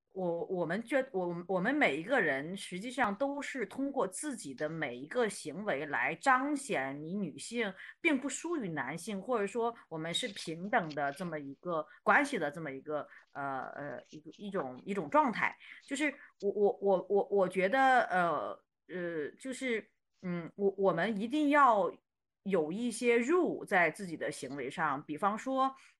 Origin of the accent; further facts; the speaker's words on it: Shandong, China; 因为我山东人